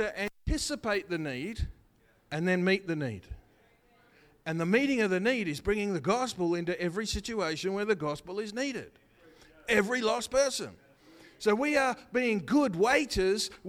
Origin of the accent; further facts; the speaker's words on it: Australia; I'm an Aussie